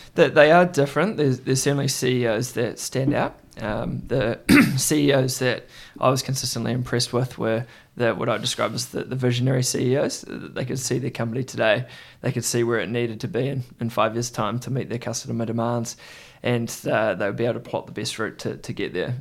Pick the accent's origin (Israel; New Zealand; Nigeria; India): New Zealand; Christchurch, Canterbury; I grew up in Christchurch, New Zealand